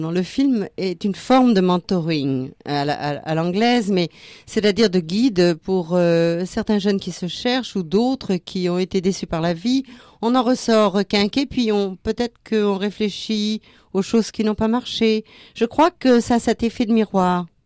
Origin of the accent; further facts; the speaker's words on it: southern France, France; now in Australia; je viens du sud de la France et après deux ans en Australie, ça m'a fait plaisir d'entendre quelqu'un avec un bel accent du sud.